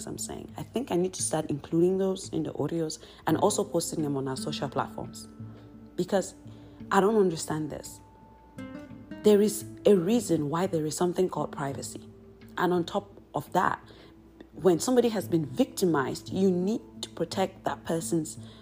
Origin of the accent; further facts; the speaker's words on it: Cameroon; I am from Cameroon